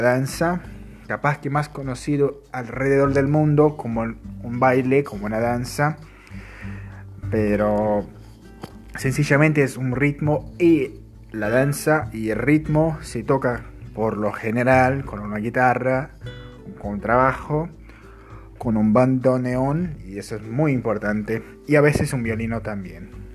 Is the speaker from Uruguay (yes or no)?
yes; Uruguay; la cultura uruguaya, un poco de nuestra música, de nuestro idioma